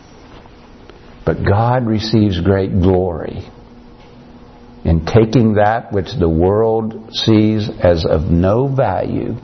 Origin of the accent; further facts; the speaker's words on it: United States; I came from Morgan County